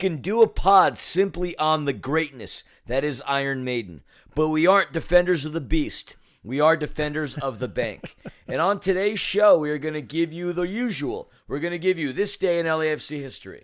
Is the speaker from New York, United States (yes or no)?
yes; New York City, New York, United States; I'm from New York City. Not the suburbs, but the city.